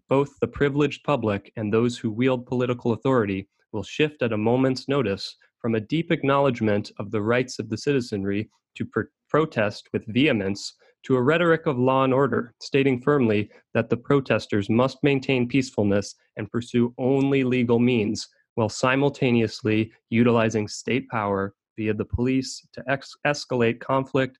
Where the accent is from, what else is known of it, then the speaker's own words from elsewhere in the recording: Minnesota, United States; moved away as an adult; I grew up in Minnesota and only left that area about a year ago